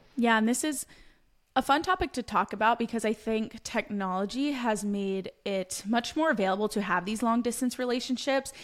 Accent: Pennsylvania, United States; I'm from Pennsylvania

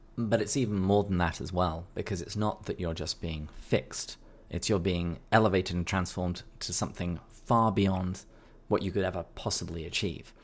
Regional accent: England, United Kingdom; I'm, I'm English.

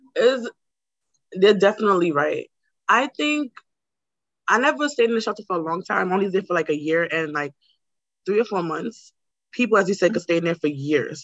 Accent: New York City, New York, United States; also born or lived in Brooklyn; I grew up in like in Queens and now I live in Brooklyn

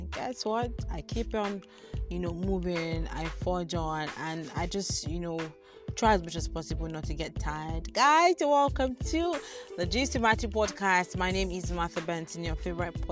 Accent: Nigeria; as a Nigerian

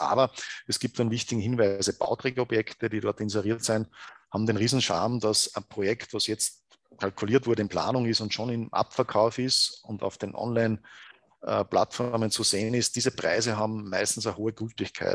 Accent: Gmunden, Upper Austria, Austria; moved away as an adult; also born or lived in Salzburg; an sich bin ich geboren in, in Gmunden im Schonern Oberösterreich, also im Salzkammer gut aufgewachsen

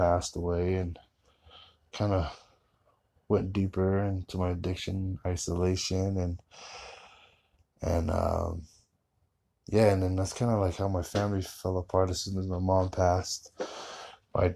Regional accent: Fontana, California, United States; moved away as an adult; now in Utah, United States; I am originally from Southern California, a little city called Fontana. That's where I kind of had to leave it, leave my hometown

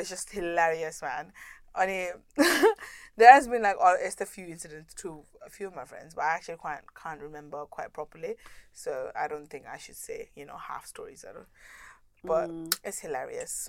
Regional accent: Kathmandu, Bagmati, Nepal; now in United Kingdom; I'm from Kathmandu

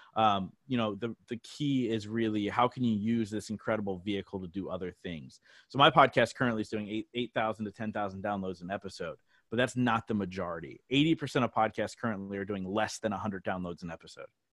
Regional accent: New Jersey, United States; moved away as an adult; now in Reading, United States; I grew up in South Jersey

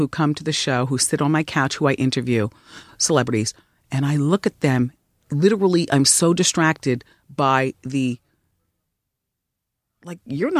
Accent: New Jersey, United States; when I was growing up, I grew up in Jersey, but the New York part of Jersey.

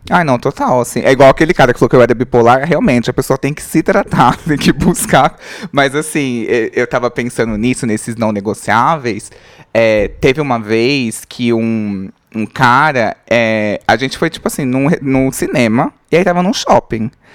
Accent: Diadema, São Paulo, Brazil; eu sou do ABC Paulista, tinha o. Eu sou de Diadema

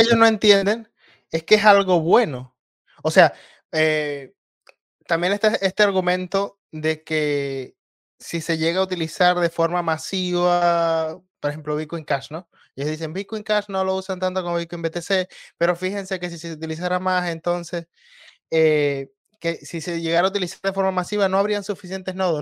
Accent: Venezuela; en mi país

